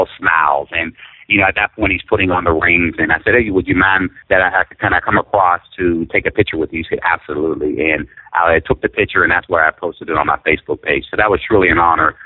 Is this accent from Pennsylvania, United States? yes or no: yes; Pittsburgh, Pennsylvania, United States; in my hometown, born and raised in Pittsburgh